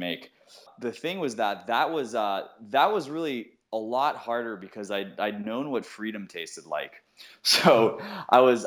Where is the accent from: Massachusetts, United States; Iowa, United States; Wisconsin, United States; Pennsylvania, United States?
Massachusetts, United States; outside of Worcester; I grew up in Massachusetts, outside of Worcester